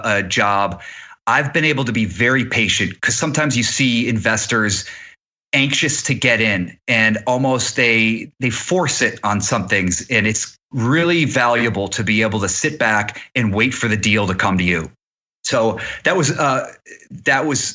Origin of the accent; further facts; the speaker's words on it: Cleveland, Ohio, United States; also born or lived in New York; now in Los Angeles, United States; I'm not from LA, I'm from Cleveland, Ohio